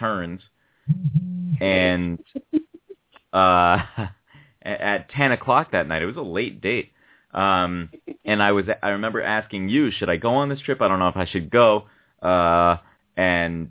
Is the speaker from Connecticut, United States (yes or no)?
yes; New Haven, Connecticut, United States; I grew up in New Haven